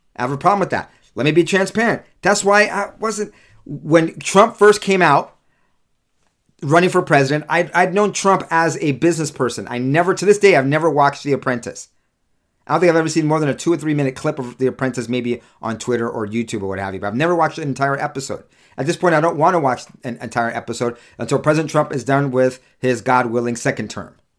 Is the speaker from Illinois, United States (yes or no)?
no; California, United States; also born or lived in New York; now in Utah, United States; California is my home state. New York's my birth state